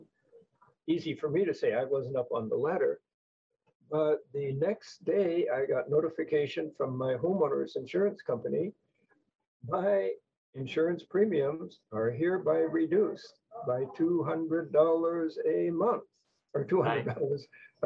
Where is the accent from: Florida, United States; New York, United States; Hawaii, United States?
Hawaii, United States; As a fair-skinned person who was born and raised in Hawaii